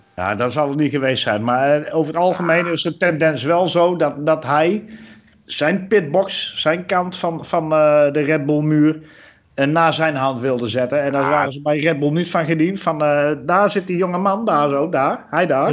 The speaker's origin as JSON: {"language": "Dutch", "country": "Netherlands", "said": "we als Nederlanders"}